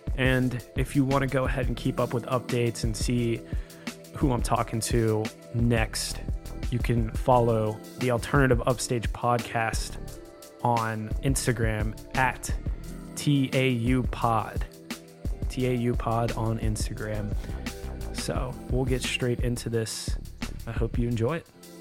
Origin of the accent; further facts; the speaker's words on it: South Carolina, United States; now in Nashville, United States; I grew up in South Carolina playing drums for local bands